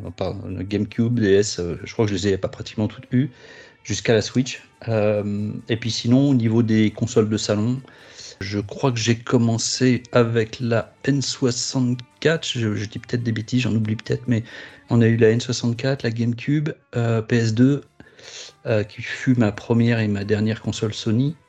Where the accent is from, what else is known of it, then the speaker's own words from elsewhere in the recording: Bobigny, Île-de-France, France; Je viens du 9-3 de Bobigny